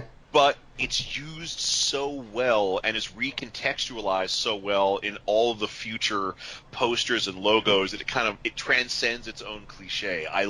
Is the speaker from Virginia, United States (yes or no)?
yes; Norfolk, Virginia, United States; moved away; I was visiting my hometown of Norfolk, Virginia